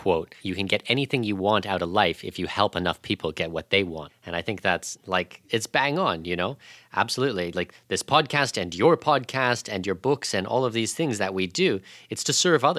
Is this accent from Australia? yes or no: no; Canada; like I'm Canadian